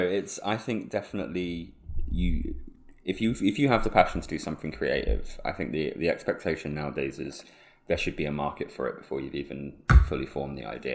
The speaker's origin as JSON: {"language": "English", "area": "Suffolk", "region": "East of England", "country": "United Kingdom", "tie": "born or raised there", "moved": "yes", "lives_now": "Leeds, United Kingdom", "said": "have been born and raised in the home counties, Suffolk"}